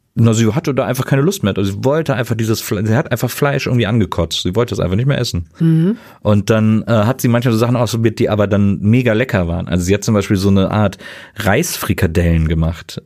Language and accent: German; Wesseling, North Rhine-Westphalia, Germany; also born or lived in Bonn; ich bin quasi im hinteren Teil, äh, im, im Richtung Land in Wesseling aufgewachsen